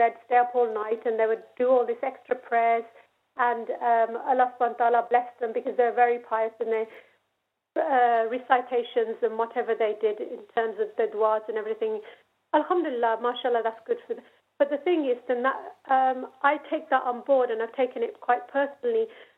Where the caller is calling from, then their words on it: Birmingham, West Midlands, United Kingdom; I'm phoning from Birmingham.